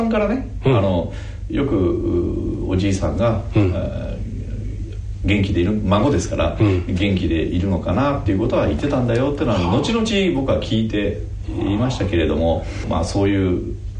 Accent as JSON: {"language": "Japanese", "region": "Tokyo", "country": "Japan", "tie": "born or raised there", "said": "私はね東京の新宿生まれなんですよでそのままあ生まれも育ちもずっと東京"}